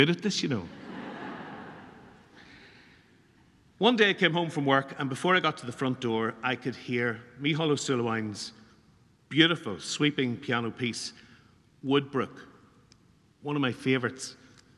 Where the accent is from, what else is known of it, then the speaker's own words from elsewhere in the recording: Newry, Northern Ireland, United Kingdom; We come down from Newry to Dublin for a big competition when I was about 17